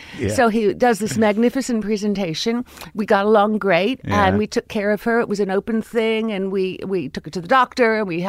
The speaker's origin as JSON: {"language": "English", "town": "Miami", "region": "Florida", "country": "United States", "tie": "born or raised there", "said": "Well, I grew up in Miami, Florida."}